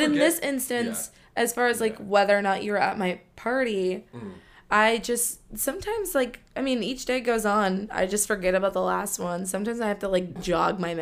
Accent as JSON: {"language": "English", "town": "Warner Robins", "region": "Georgia", "country": "United States", "tie": "born or raised there", "also_born_or_lived": "Japan", "moved": "yes", "lives_now": "Atlanta, United States", "said": "I'm from Warner Robins, so that's Central Georgia"}